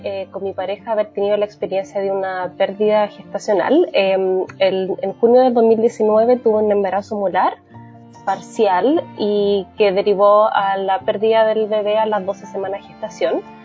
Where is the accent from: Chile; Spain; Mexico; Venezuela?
Chile; now in Canada; con mi marido somos chilenos, pero vivimos en Canadá